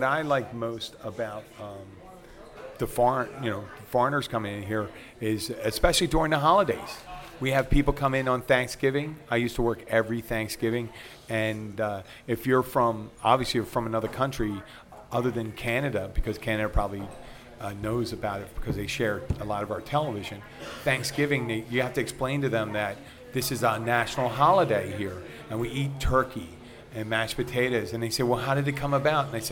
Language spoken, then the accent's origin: English; Philadelphia, Pennsylvania, United States; now in Florida Keys, United States; where I'm from Philadelphia.